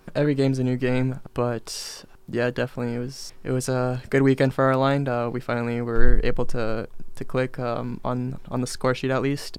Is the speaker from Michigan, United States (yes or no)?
no; Dana Point, California, United States; I'm from Dana Point, California